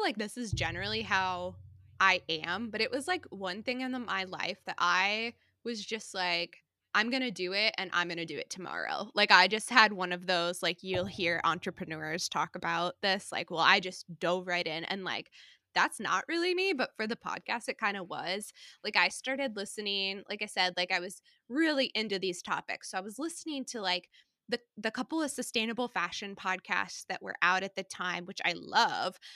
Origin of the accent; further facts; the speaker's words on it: St. Louis, Missouri, United States; moved away as an adult; also born or lived in New York; now in Cedar Rapids, United States; I grew up in Saint Louis, um, so grew up in Saint Louis, came to Iowa to go